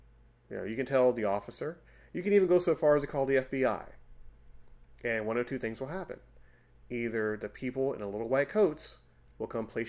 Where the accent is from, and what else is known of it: United States